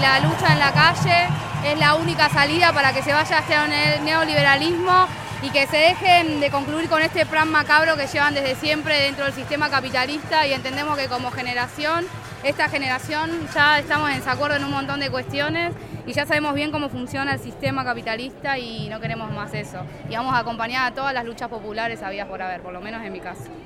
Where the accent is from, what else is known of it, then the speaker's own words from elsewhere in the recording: Chile; moved away; todos los que salimos de Chile por no tener un mango